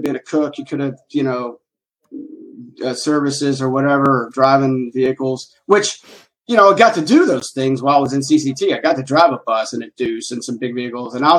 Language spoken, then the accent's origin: English; Tucker, Georgia, United States; born and raised in Atlanta, Georgia, out in a place called Tucker, which is on the east side of Atlanta